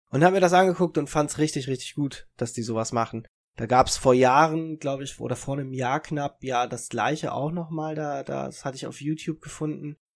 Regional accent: Italy; und lustigerweise, wenn ich dann immer gesagt habe, ich bin Italiener, war das dann für die Leute, als wenn du gesagt hast, ich bin ein Einhorn.

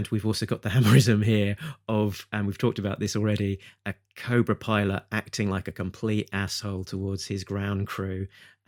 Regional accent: United Kingdom; being a Brit

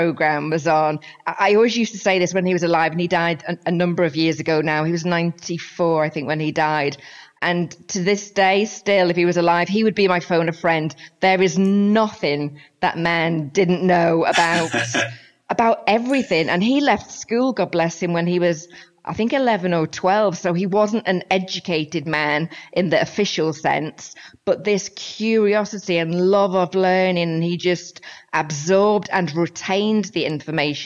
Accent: St Helens, North West England, United Kingdom; moved away; as you can probably tell from my accent, I'm from the north of England, the northwest, between Liverpool and Manchester

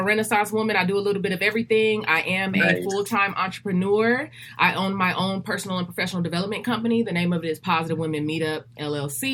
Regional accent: Los Angeles, California, United States; also born or lived in Compton, California / Rialto, California / San Bernardino, California; So I was born here in California, in Los Angeles, California. For the first 7 years of my life, I was between Compton and Rialto, California.

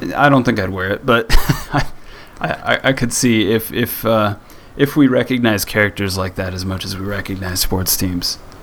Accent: rural Midwest, United States; when I was growing up in the uh, in the rural Midwest

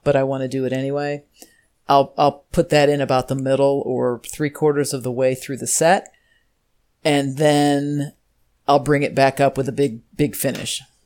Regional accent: Normal, Illinois, United States; So I'm from Normal, Illinois. It's a real town.

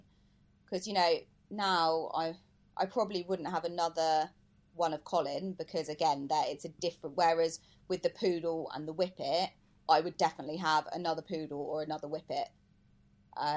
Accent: United Kingdom; I am British.

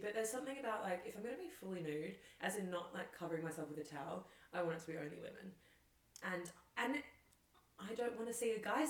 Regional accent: Australia; I grew up in Australia where obviously saunas aren't really needed. It's quite hot.

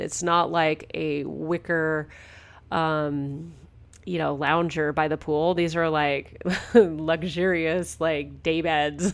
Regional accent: Southern California, United States; also born or lived in Toronto area, Canada; now in Toronto, Canada; I'm a born and raised from California. And so growing up in Southern California, we didn't have cottages

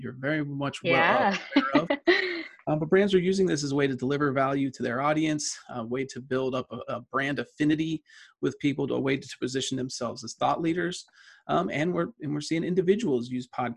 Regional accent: Johnstown, Pennsylvania, United States; now in State College, United States; I grew up in Western Pennsylvania.

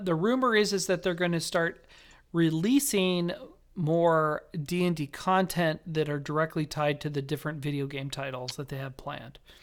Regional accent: Las Vegas, Nevada, United States; moved away; my hometown of Las Vegas.

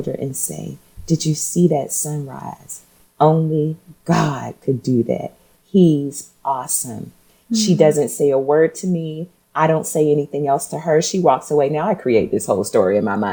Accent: Portsmouth, Virginia, United States; now in Nashville, United States; I'm from Virginia, Portsmouth, Virginia. It's a small town.

